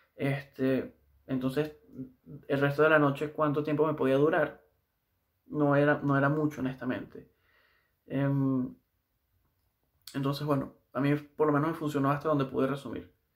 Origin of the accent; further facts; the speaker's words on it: Valencia, Carabobo, Venezuela; moved away as an adult; now in Santiago, Chile; trabajé un tiempo en una de las clínicas más grandes de, de Valencia, que es de donde soy yo